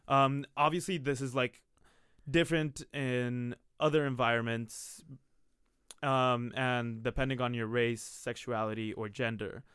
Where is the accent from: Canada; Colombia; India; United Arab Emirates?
Colombia; Bogotá, Bogotá Capital District; moved away; I'm from Bogota, Colombia